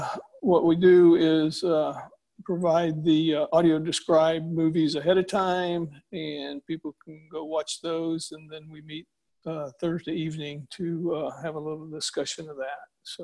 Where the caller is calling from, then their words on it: Houston, Texas, United States; in Houston.